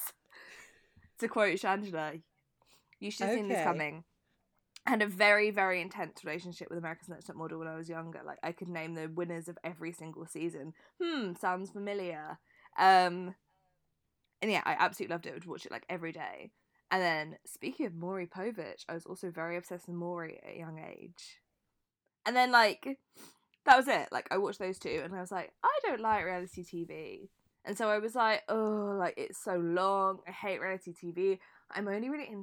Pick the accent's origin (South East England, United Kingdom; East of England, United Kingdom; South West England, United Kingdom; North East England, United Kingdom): South East England, United Kingdom; Brighton; being from Brighton as well